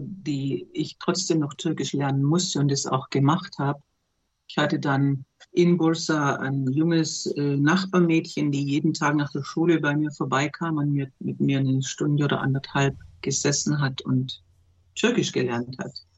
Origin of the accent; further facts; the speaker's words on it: Germany; moved away as an adult; also born or lived in Turkmenistan / Turkey; bei uns in Deutschland